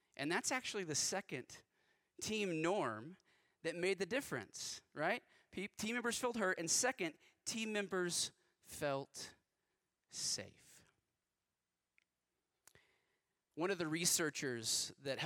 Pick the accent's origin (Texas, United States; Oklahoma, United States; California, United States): Texas, United States; West; I grew up in West Texas